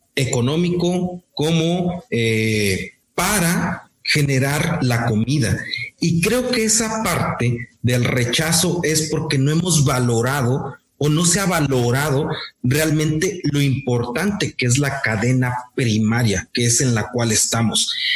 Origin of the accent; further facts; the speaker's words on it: Morelos, Mexico; now in Monterrey, Mexico; soy del estado de Morelos, actualmente radico en, Monterrey